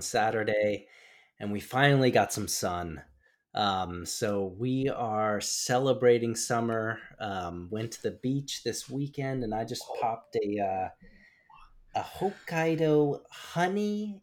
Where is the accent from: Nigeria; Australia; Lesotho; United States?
United States; moved away as an adult; now in Japan; growing up in the States, the kingdom of corn